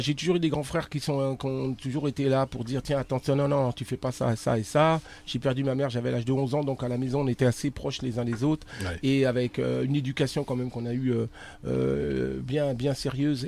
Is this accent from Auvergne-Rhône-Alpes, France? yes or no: no; Argenteuil, Île-de-France, France; la banlieue parisienne, euh, Argenteuil. 95. Euh, on habitait là-bas